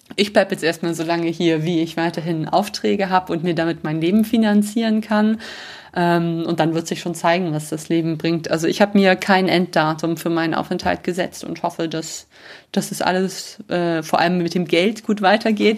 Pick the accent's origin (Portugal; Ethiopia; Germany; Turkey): Germany; moved away as an adult; now in Rome, Italy; bei uns in Deutschland